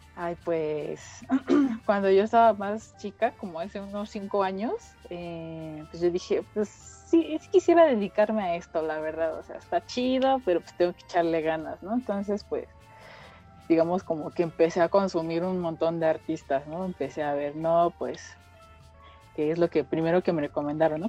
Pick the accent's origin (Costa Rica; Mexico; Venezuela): Mexico; State of Mexico; soy del Estado de México